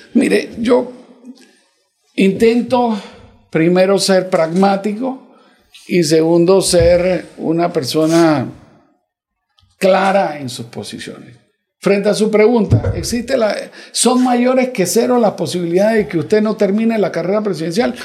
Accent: Panama; yo soy panameño

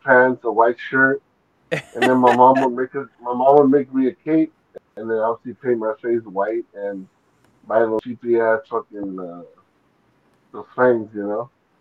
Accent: Los Angeles, California, United States; live in Boyle Heights, the east side of Boyle Heights, more towards like General Hospital

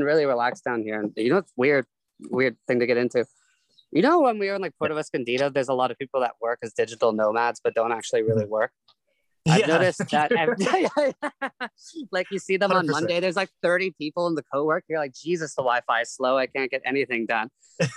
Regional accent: Canada; moved away as an adult; also born or lived in Toronto; I'm Canadian, but I have a lot of family living in California

